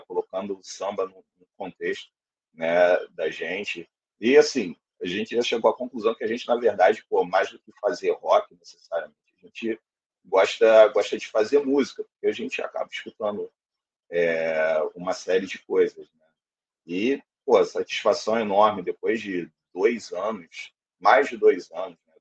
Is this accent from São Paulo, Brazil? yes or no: no; Rio de Janeiro, Brazil; also born or lived in Quintino, Rio de Janeiro; sou do Encantado, Piedade